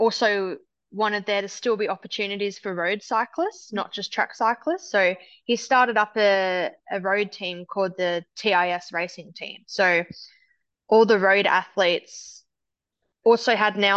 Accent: Devonport, Tasmania, Australia; the outdoor velodrome in Devonport, which was the town that I grew up in Tassie.

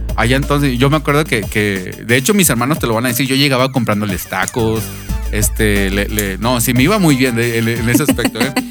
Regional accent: Monterrey, Nuevo León, Mexico; allá en, en, mi niñez, allá en Nuevo León, en Monterrey

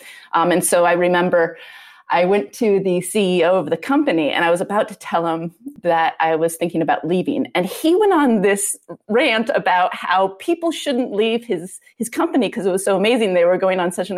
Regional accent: Vermont, United States; moved away as an adult; also born or lived in New Hampshire; I grew up in Vermont

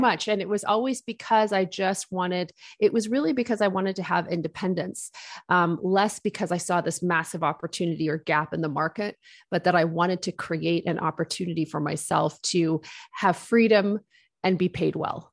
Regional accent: Wolfville, Nova Scotia, Canada; also born or lived in United Kingdom; I grew up in Woolfield, Nova Scotia, which is a college town on the east coast of Canada. We immigrated here from the United Kingdom.

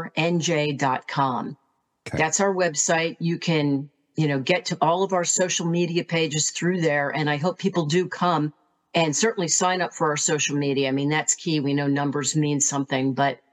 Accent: New Jersey, United States; my family moved back to my hometown so that we could raise our girls out in a more country-like setting.

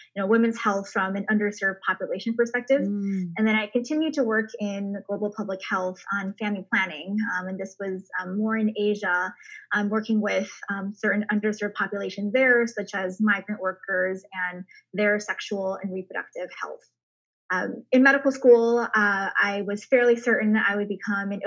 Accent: Michigan, United States; also born or lived in China; my family is originally from China, and we moved to Michigan when I was a toddler. So grew up there

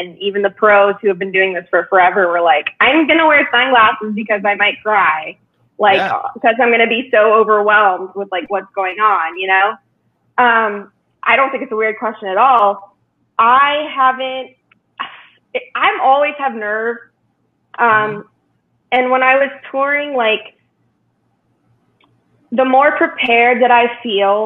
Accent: Pittsburgh, Pennsylvania, United States; my hometown show in Pittsburgh

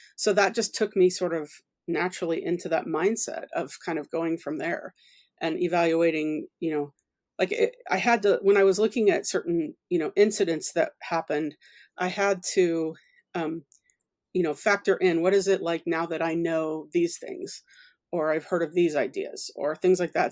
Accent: Oklahoma, United States; moved away as an adult; also born or lived in Louisiana / United Kingdom / Edinburgh / Milton Keynes; I'm from Louisiana, I was born in Louisiana, and I grew up in Oklahoma

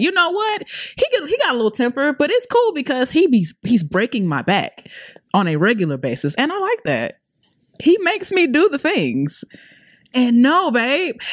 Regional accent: Atlanta, Georgia, United States; also born or lived in Clayton County, Georgia; I'm originally from Atlanta. I'm a A T L baby

